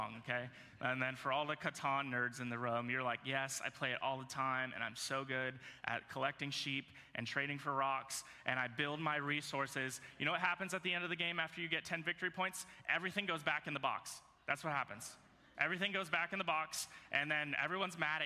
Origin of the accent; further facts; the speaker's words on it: Virginia, United States; moved away; So I grew up in Virginia